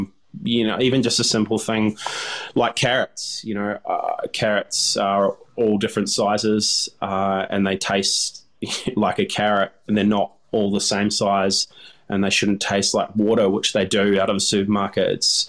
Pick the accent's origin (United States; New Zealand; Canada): New Zealand; Growing up in New Zealand, you know, our pastime was diving and fishing.